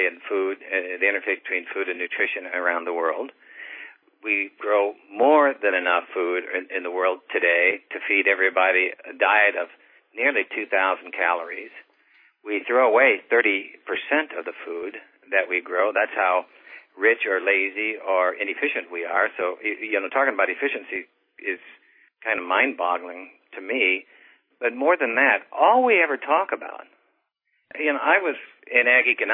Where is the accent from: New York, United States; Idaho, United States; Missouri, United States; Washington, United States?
Missouri, United States; I grew up in the Mississippi River bottom south of St. Louis.